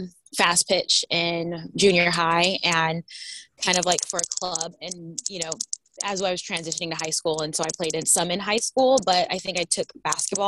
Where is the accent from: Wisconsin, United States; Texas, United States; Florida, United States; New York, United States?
Texas, United States; Houston; also born or lived in Topeka, Kansas; now in Seattle, United States; I grew up in Houston